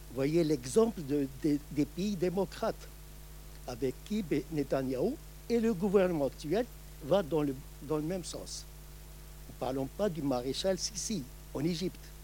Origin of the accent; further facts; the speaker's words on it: Morocco; moved away; je suis originaire du Maroc